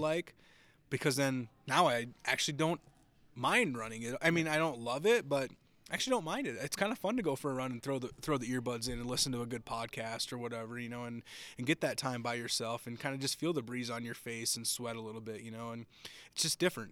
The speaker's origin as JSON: {"language": "English", "region": "Minnesota", "country": "United States", "tie": "born or raised there", "moved": "yes", "lives_now": "Texas, United States", "said": "I live in Texas now. I, I'm originally from Minnesota. That's where I grew up"}